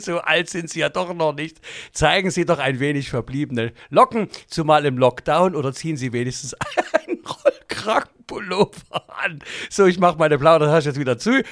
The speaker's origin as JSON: {"language": "German", "town": "Leipzig", "region": "Saxony", "country": "Germany", "tie": "born or raised there", "said": "Wir sind aufgewachsen in den Rosental."}